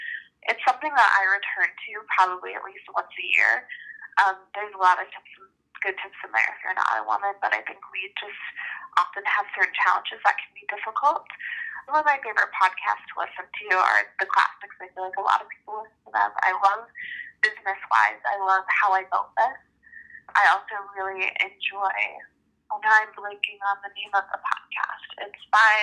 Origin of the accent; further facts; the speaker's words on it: Chicago, Illinois, United States; I grew up in the Chicago area